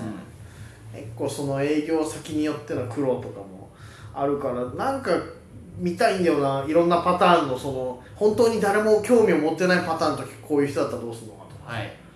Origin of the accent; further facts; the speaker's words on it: Bibai, Hokkaido, Japan; now in Sapporo, Japan; 俺の地元ビバイ